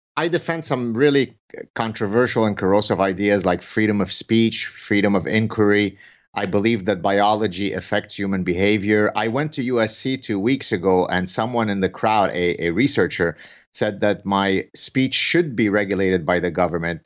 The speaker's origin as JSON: {"language": "English", "country": "Canada", "said": "I say this as a Canadian"}